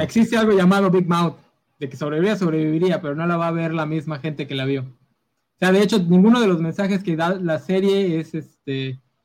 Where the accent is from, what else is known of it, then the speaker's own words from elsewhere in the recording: Mexico; aquí como mexicanos lo sabemos